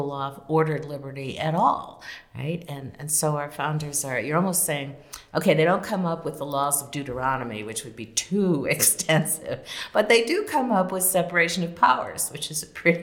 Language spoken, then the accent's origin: English; Chicago, Illinois, United States; Chicago, my hometown